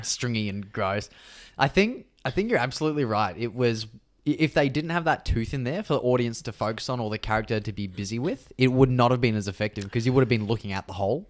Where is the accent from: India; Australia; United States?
Australia; growing up in Australia